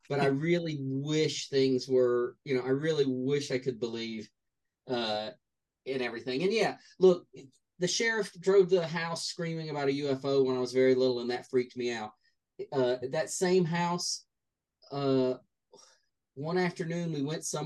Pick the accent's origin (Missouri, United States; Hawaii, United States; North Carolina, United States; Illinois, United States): North Carolina, United States; also born or lived in Newton Grove, North Carolina; I lived in many towns in North Carolina, but Newton Grove was when I was very young